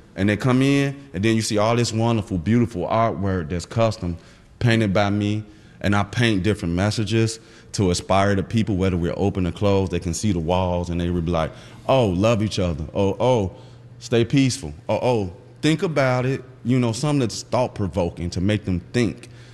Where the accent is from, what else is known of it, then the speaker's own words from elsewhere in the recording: Chicago, Illinois, United States; I grew up in West Garfield Park area